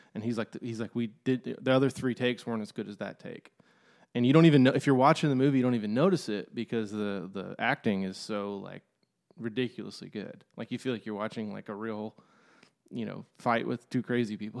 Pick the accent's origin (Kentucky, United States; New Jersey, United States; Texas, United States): Kentucky, United States; Lexington; I'm from, uh, Lexington, Kentucky